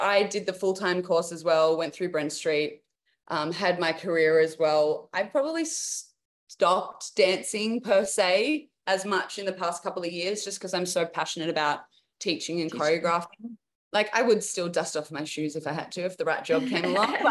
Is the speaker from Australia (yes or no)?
yes; Newcastle, New South Wales, Australia; also born or lived in Sydney; I was from Newcastle, which is 2 hours out of Sydney, and I would travel every day to go to the academy, like, and I did my high school education there.